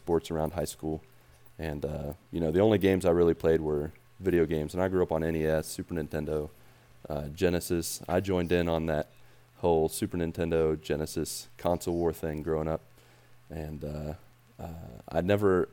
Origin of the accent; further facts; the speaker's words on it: West Virginia, United States; moved away as an adult; I grew up in West Virginia